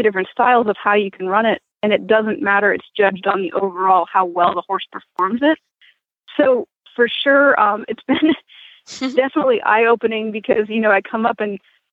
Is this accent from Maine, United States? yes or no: yes; Maine, United States; moved away; I grew up in Maine